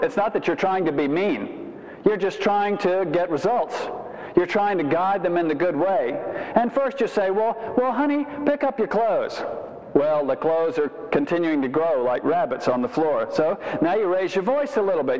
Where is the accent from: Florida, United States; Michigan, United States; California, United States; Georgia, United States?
Georgia, United States; Savannah; I'm from Savannah